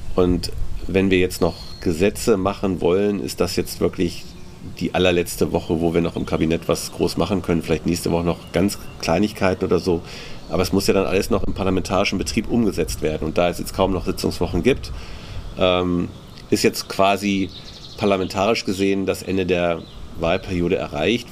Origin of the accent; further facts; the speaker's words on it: Germany; als Deutsche